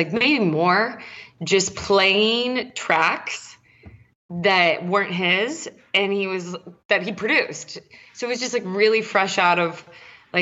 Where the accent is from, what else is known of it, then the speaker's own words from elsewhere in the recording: San Diego, California, United States; I'm from San Diego